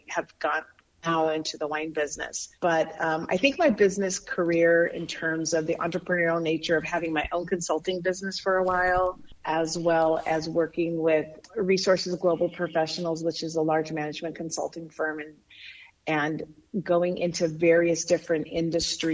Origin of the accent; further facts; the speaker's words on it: Bayard, Nebraska, United States; moved away as an adult; also born or lived in San Diego, California; now in California, United States; I grew up in Nebraska, a small community of 1,200 people, western part of Nebraska called Baird